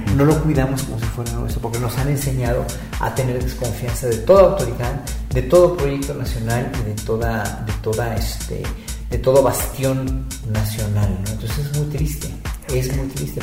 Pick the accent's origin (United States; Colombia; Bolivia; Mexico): Mexico; nuestra carga genética como mexicanos